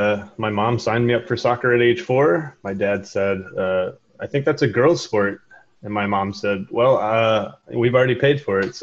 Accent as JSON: {"language": "English", "region": "Kentucky", "country": "United States", "tie": "born or raised there", "also_born_or_lived": "Monterey, California / Seattle", "moved": "as an adult", "said": "I grew up playing in Kentucky."}